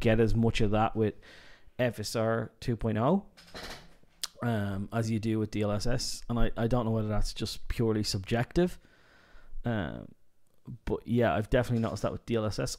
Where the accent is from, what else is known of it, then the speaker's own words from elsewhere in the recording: Dublin, Leinster, Ireland; I'm from Dublin